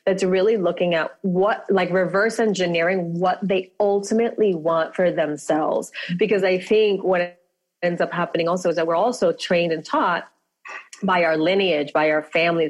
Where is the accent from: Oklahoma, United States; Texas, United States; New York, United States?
New York, United States; New York City; moved away as an adult; also born or lived in Manhattan / Santa Monica; now in Los Angeles, United States; I was born and raised in the Bronx